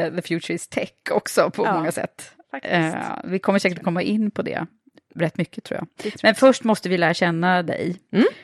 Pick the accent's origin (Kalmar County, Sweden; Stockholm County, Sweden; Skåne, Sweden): Stockholm County, Sweden; Södertälje; Jag kommer ju från Södertälje.